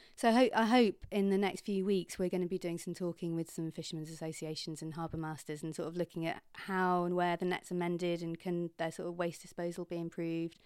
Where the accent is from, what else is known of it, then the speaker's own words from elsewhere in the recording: Kingsand, South West England, United Kingdom; moved away as an adult; also born or lived in Bradford / London; I grew up in Kingsand.